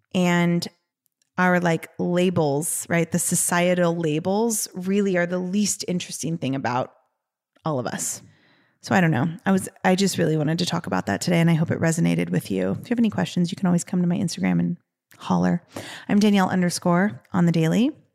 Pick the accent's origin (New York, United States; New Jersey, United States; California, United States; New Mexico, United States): California, United States; Los Angeles; we are from Los Angeles